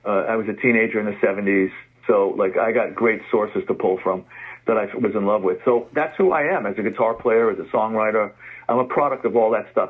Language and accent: English; New York City, New York, United States; I grew up in the Bronx. Our, right. our kitchen window overlooked the stadium.